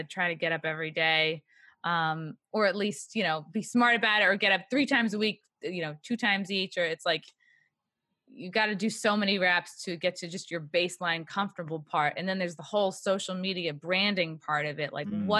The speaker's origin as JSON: {"language": "English", "area": "Long Island", "region": "New York", "country": "United States", "said": "I'm from Long Island."}